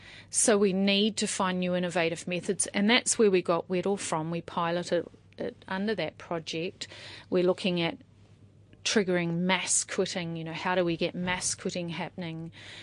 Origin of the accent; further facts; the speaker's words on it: Auckland, New Zealand; also born or lived in Australia; But mainly I was raised in Auckland, so urban raised, but sometimes a very transient upbringing, like, you know, and also a little bit growing up in Australia as well.